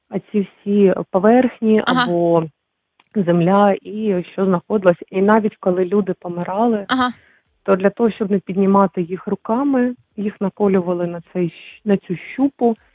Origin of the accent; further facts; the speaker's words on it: Zmiiv, Kharkiv Oblast, Ukraine; Я з маленького міста під е, Харківом.